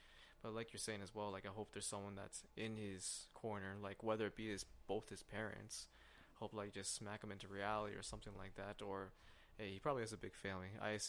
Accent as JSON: {"language": "English", "town": "Los Angeles", "region": "California", "country": "United States", "said": "No way. I'm from LA, bro."}